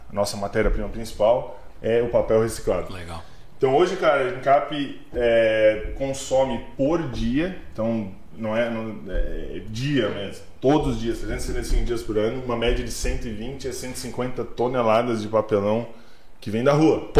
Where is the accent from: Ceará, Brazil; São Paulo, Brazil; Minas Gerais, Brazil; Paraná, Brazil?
Paraná, Brazil; Curitiba; born there; Cara, eu vim da, nasci em Curitiba, na verdade. Então vim pra cá com 95. Foi quando meu pai se mudou pra cá, 96. Me mudei pra Timbó